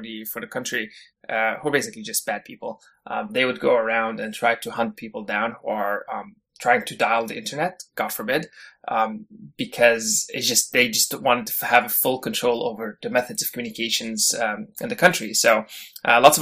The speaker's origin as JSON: {"language": "English", "country": "Syria", "tie": "born or raised there", "moved": "as an adult", "lives_now": "Canada", "said": "I actually was born and raised in Syria before I came to Canada, and pretty much spent my entire youth in Syria. I think I came to Canada around when I was 19 or 20"}